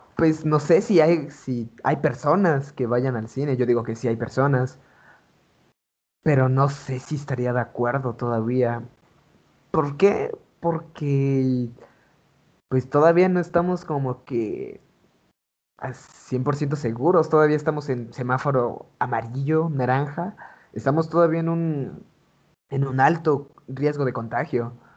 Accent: Oaxaca, Mexico; now in Puebla, Mexico; nací aquí en Puebla, pero este, toda mi infancia, toda mi juventud, la viví en Oaxaca

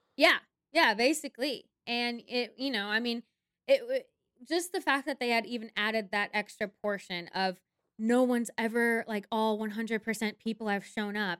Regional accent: Minnesota, United States; moved away; also born or lived in Mankato, Minnesota; I'm originally from Minnesota, my parents are actually split, so one of my parents lived in the cities, which is the Twin Cities, Minneapolis, Saint Paul, and the other one lived in Mankato, Minnesota

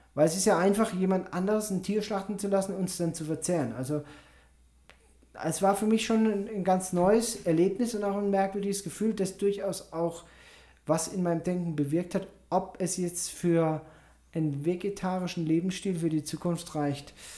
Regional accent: Germany; moved away; bei uns in Deutschland

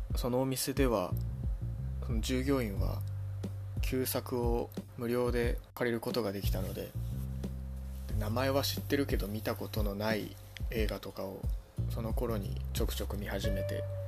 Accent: Ibaraki, Japan; moved away as an adult; also born or lived in Chiba Prefecture; now in Chiba, Japan; 出身は茨城県です社会人になってから千葉県に来ました

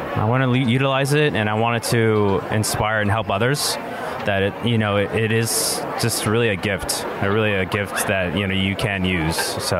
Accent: Bay Area, California, United States; I'm from the Bay Area.

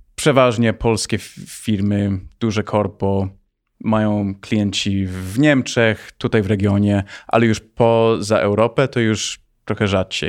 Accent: United States; moved away as an adult; also born or lived in Poland / Palo Alto, California; now in Warsaw, Poland; urodziłem się w Polsce. Miałem 9 miesięcy, jak wyjechałem do Stanów i wróciłem 3 lata temu

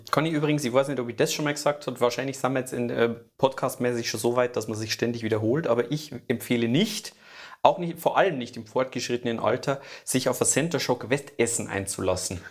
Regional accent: Germany; ich bin Deutscher

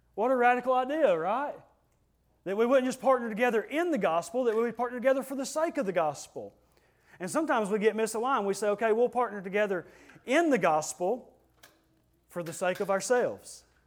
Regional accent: United States; we're Americans

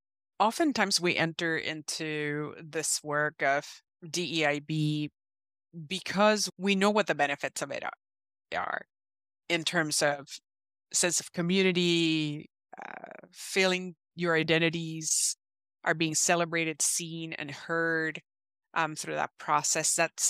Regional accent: Puerto Rico; now in United States; I am originally from Puerto Rico, and I've been in the Midwest for many years

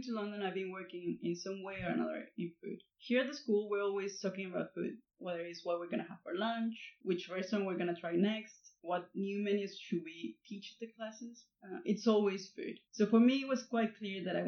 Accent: Coahuila, Mexico; moved away as an adult; now in United Kingdom; Barbecues in my hometown are almost like a ritual.

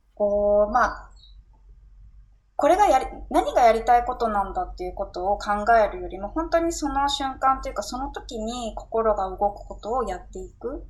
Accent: Tokyo, Japan; 私、地元が新宿で

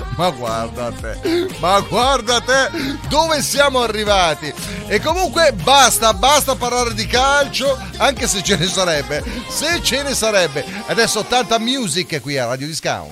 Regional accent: Ticino, Switzerland

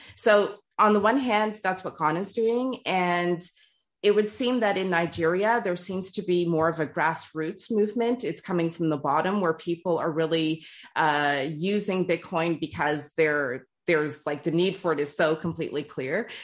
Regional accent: Toronto, Ontario, Canada; first language English; moved away as an adult; also born or lived in Trinidad and Tobago; now in France; born and raised in Toronto. My family's from Trinidad and Tobago. English is my first language.

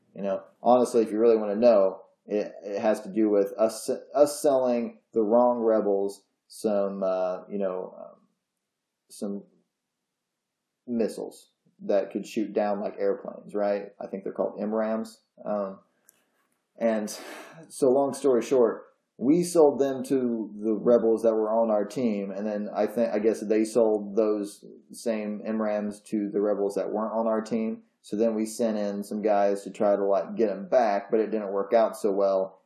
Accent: Indiana, United States; I'm from Indiana

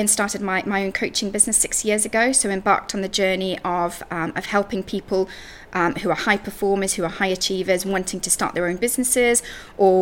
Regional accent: Zimbabwe; moved away as an adult; now in United Kingdom; So I grew up in Africa, in Zimbabwe, and I moved to the UK when I was 20.

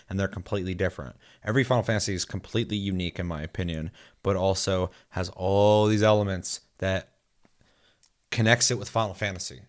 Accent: United States; me being American

